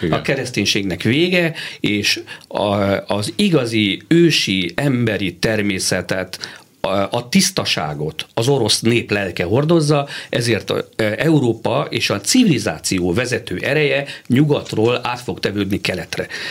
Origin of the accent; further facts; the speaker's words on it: Hungary; mint magyar állampolgár